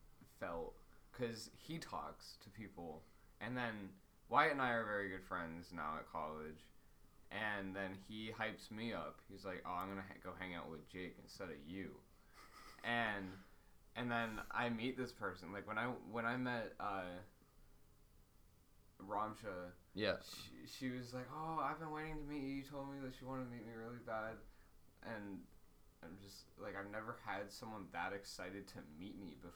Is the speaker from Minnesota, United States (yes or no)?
no; Mount Lebanon, Pennsylvania, United States; I'm from Mount Lebanon